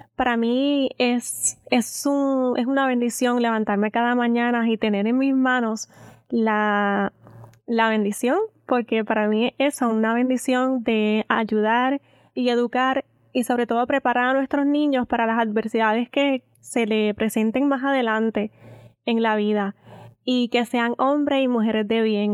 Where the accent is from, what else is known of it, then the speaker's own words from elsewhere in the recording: Aguadilla, Puerto Rico; el pueblo que me vio nacer y crecer, mi querida Aguadilla